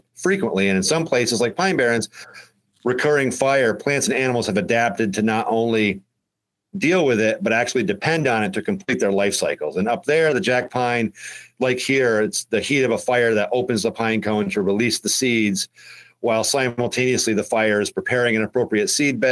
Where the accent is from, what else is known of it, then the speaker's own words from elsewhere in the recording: Johnstown, New York, United States; Originally, I'm from the northern edge of Johnstown, New York